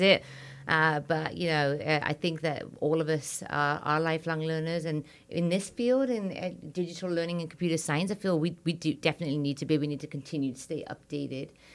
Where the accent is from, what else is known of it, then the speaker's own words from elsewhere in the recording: England, United Kingdom; moved away as an adult; also born or lived in India; now in United States; I'm Indian and British